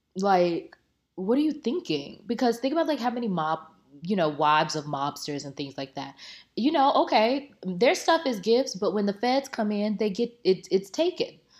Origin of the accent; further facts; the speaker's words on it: Tampa, Florida, United States; I'm from Tampa, it's Drop City.